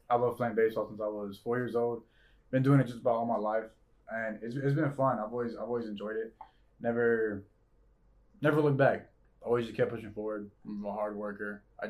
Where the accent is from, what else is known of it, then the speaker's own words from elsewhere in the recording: Gardena, California, United States; Because I'm from Gardena, so